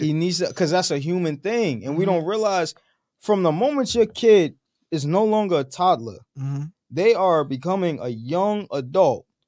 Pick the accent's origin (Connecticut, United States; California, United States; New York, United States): New York, United States; New York City; I'm a New Yorker, born and raised.